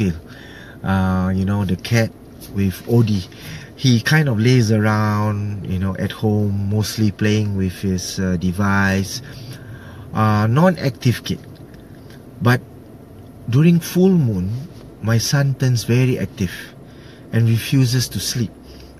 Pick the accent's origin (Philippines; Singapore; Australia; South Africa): Singapore; I'm from Singapore